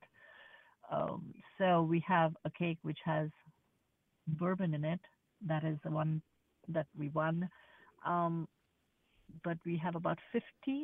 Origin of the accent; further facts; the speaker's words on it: India; now in United States; Growing up in India